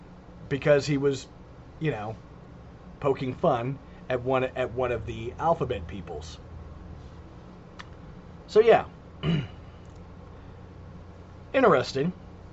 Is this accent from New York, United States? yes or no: yes; New York City, New York, United States; I was born in New York City.